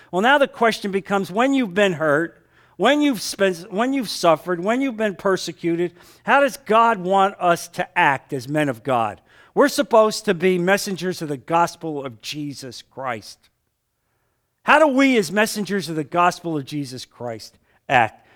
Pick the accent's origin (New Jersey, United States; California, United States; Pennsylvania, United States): New Jersey, United States; moved away; I came from New Jersey